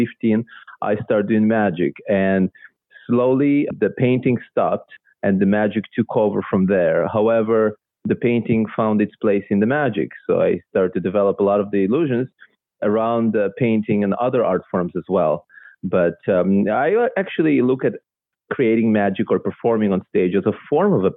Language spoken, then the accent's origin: English; Israel; first language Russian; English is a second language; also born or lived in Belarus; now in Vancouver, Canada; I was born in Belarus, or at that time, Soviet Union. Mm-hmm. And it was, my first language was Russian. And then I moved when I was 8 to Israel with my family. I grew up there